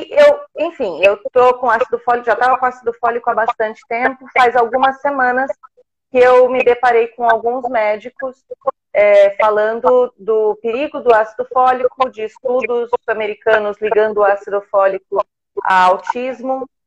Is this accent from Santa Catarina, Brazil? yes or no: no; São Paulo, Brazil; Somos de São Paulo